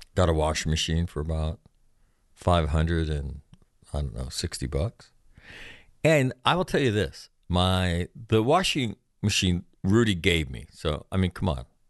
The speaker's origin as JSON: {"language": "English", "region": "California", "country": "United States", "said": "I'm from California."}